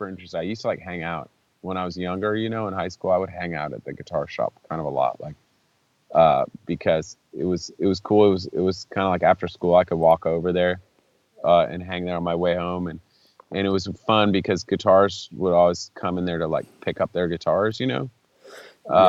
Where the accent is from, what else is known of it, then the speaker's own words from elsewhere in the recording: Saratoga, California, United States; moved away as an adult; also born or lived in Berkeley, California / Santa Barbara, California / Augusta, Georgia / San Francisco, California; growing up in Saratoga